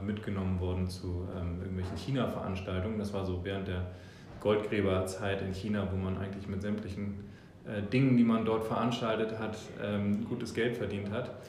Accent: Hamburg, Germany; born or raised there; also born or lived in New Zealand

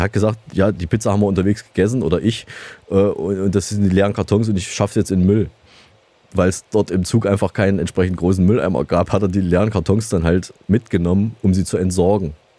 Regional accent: Saalfeld, Thuringia, Germany; moved away; aus meiner alten Heimat äh, Saalfeld

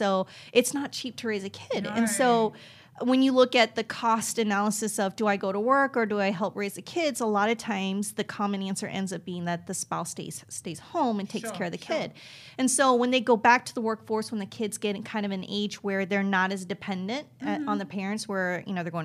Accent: United States; being Korean American and first generation, I grew up in an all-white neighborhood

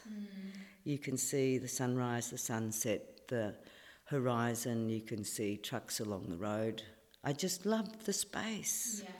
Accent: Shepparton, Victoria, Australia; moved away as an adult; now in Esperance, Australia; I grew up in the Goulburn Valley in Victoria, which is a city called Shepparton. So I grew up on the land, an orchardist daughter, and it was wonderful. We had irrigation.

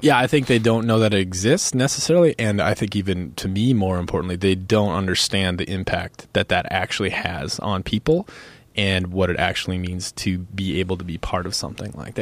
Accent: United States; also born or lived in Minnesota / North Dakota; I grew up in Minnesota, North Dakota

